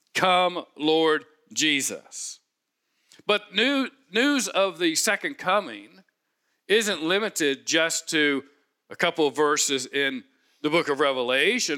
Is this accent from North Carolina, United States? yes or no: no; Cincinnati, Ohio, United States; I grew up in Cincinnati, Home of Skyline Chili